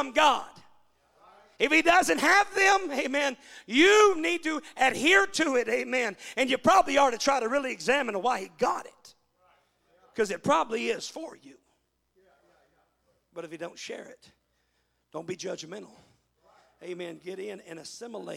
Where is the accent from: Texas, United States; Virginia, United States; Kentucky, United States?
Texas, United States; Balch Springs; moved away as an adult; also born or lived in California; now in Yukon, United States; I come from Balk Springs. That's the poor side of town